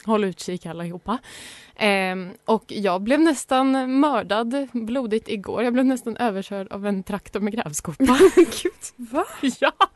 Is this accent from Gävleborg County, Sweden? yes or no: yes; Sandviken, Gävleborg County, Sweden; moved away; jag är ju från Sandviken. Där cyklar man.